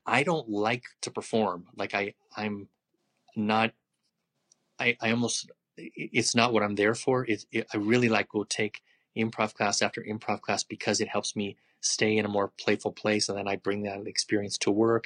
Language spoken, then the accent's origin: English; Los Angeles, California, United States; moved away as an adult; now in Albuquerque, United States; I grew up in a really Jewish neighborhood.